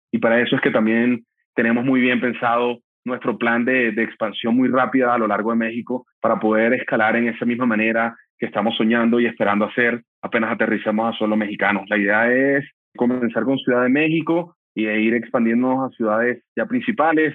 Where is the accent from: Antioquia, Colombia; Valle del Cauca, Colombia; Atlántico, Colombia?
Atlántico, Colombia; Barranquilla; mi ciudad natal, Barranquilla